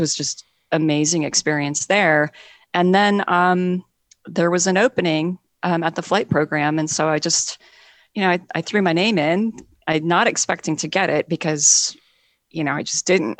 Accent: Montana, United States; moved away as an adult; also born or lived in Seattle area; now in Seattle, United States; I'm mostly from Montana. And when I was growing up in Montana

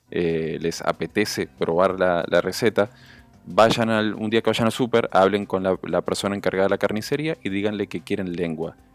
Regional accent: Uruguay; moved away as an adult; now in Dominican Republic; Después de 17 años soy más criollo dominicano que...

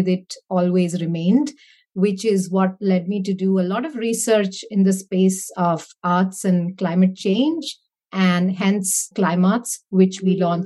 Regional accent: Mumbai, Maharashtra, India; now in London, United Kingdom; born and raised in Mumbai.

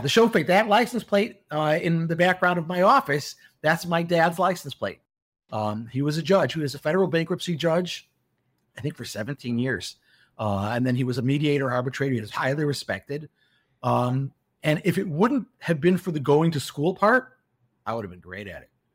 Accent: Chicago, Illinois, United States; moved away as an adult; also born or lived in Milwaukee; now in Beit Shemesh, Israel; I was born in Chicago, um, and I grew up in Chicago

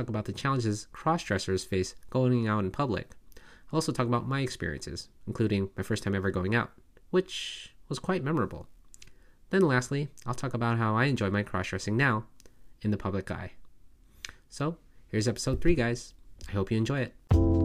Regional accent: United States; when I say I'm American that I am from the United States of America

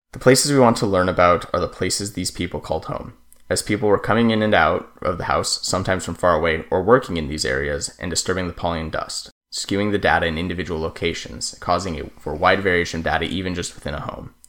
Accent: New Mexico, United States; born or raised there

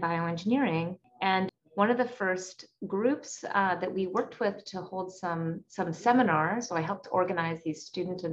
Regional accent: Calgary, Alberta, Canada; now in Stanford, United States; my hometown of Calgary, Alberta.

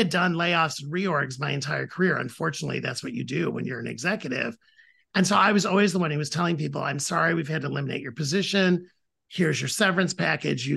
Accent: Toledo, Ohio, United States; moved away; I was born and raised in Toledo, Ohio

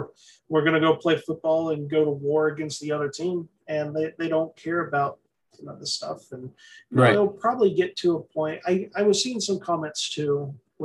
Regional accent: the South, United States; I'm from the South

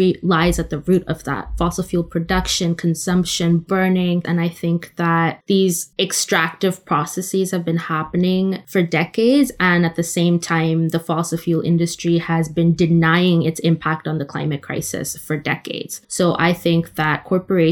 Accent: Oman; also born or lived in India; now in London, United Kingdom; I was raised in the Middle East in Oman

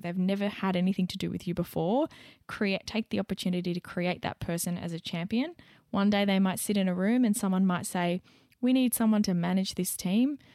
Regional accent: Young, New South Wales, Australia; moved away; back in my hometown, back in Young

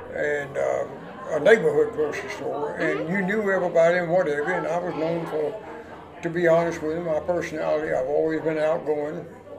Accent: Atlanta, Georgia, United States; And being a native, I don't know where you two were born at, but I was born what at one time was called the city of Atlanta.

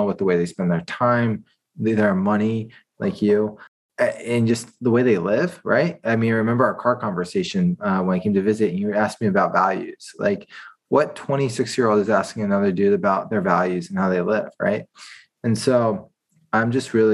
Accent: Washington, District of Columbia, United States; moved away as an adult; also born or lived in Georgia, United States; now in San Francisco, United States; I'm from Washington, D.C. area

